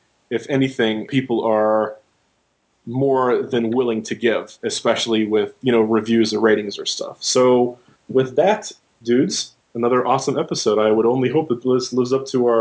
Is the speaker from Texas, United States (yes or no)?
no; Monroeville, Pennsylvania, United States; moved away; also born or lived in Pittsburgh; my hometown of Pittsburgh/Monroeville, where I went to high school